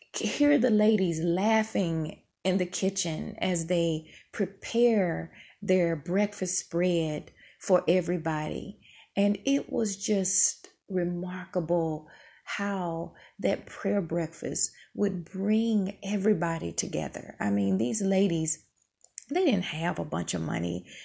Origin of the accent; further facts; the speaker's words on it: Mississippi, United States; moved away; I grew up in Mississippi